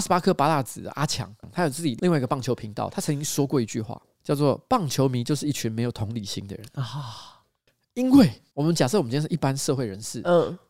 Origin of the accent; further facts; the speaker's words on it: Taiwan; 我们台湾人